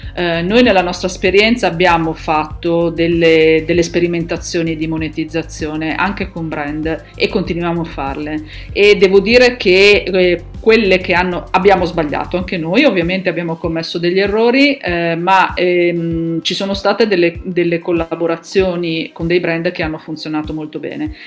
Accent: Milan, Lombardy, Italy; sono di Milano

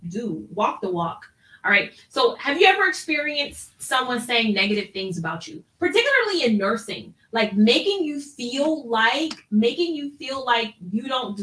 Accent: Ohio, United States; moved away as an adult; also born or lived in Washington, D.C.; I graduated from nursing school and I'm from Ohio

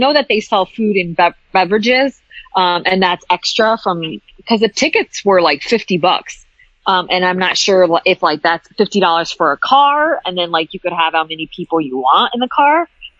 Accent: Hartford, Connecticut, United States; I grew up in Hartford, Connecticut.

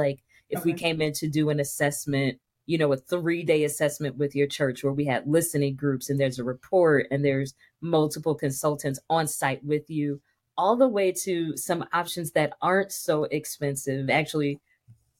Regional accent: Dayton, Ohio, United States; I grew up in Dayton, Ohio, in a little bitty Baptist church in Dayton

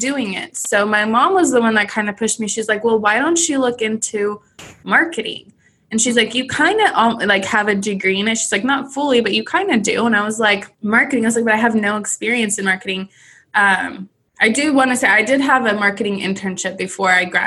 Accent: Southern California, United States; moved away as an adult; this would be $1 million house from my hometown.

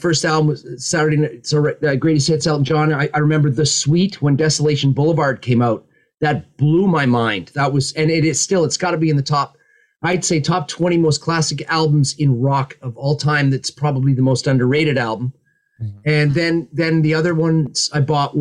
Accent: just outside of Toronto, Ontario, Canada; also born or lived in Ottawa, Canada; now in England; I was born just outside of Toronto, Canada

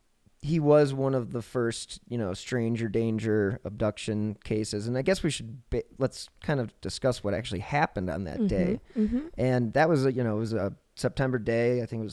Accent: Cleveland, Ohio, United States; now in Denver, United States; Well, Cleveland is my hometown, but where I currently live, I'm currently in Denver

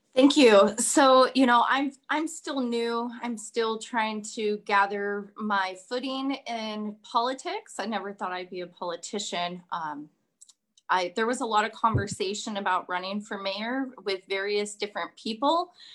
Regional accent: Kenai, Alaska, United States; I was born and raised here in Kenai

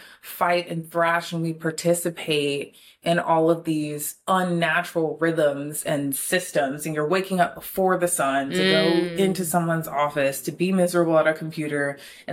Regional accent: Florida, United States; moved away; I'm from Florida

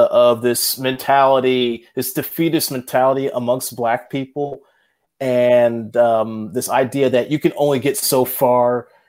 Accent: Joliet, Illinois, United States; I grew up in Joliet, actually.

